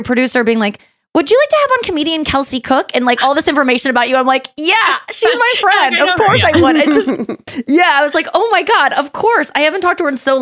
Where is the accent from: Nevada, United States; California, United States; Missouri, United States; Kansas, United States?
Missouri, United States; St. Louis; I was already in deep in my hometown.